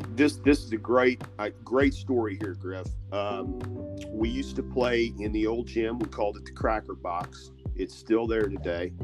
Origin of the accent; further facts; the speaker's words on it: Benton, Illinois, United States; growing up in Benton